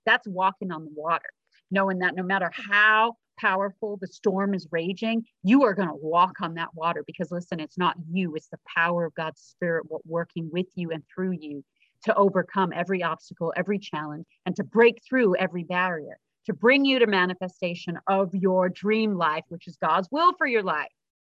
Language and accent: English; South Africa; I'm from South Africa, so once in a while I have an accent, but awesome. Most of the time I don't.